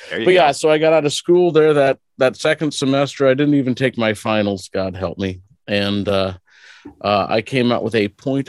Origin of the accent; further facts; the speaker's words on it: Hartington, Nebraska, United States; I was born and raised. I grew up in a remodeled country schoolhouse on the top of a hill.